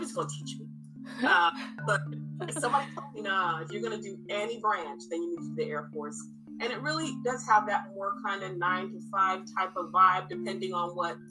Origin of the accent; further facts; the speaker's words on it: New York City, New York, United States; moved away as an adult; I'm from Brooklyn. I grew up in Brooklyn, New York.